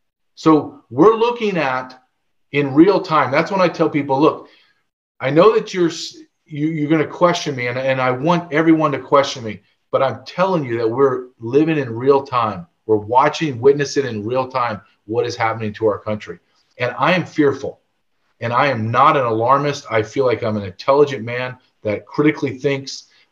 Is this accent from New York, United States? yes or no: no; Louisiana, United States; now in California, United States; I came to California from Louisiana, from the deep South, to get my job in the Border Patrol.